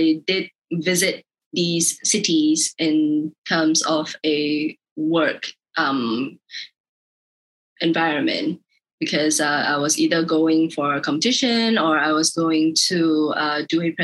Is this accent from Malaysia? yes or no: yes; Malaysia; being Malaysian